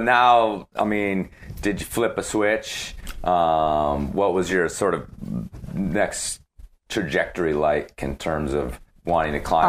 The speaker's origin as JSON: {"language": "English", "town": "Libertyville", "region": "Illinois", "country": "United States", "tie": "born or raised there", "moved": "yes", "said": "In this was in the suburbs of Chicago, a place called Libertyville, Illinois."}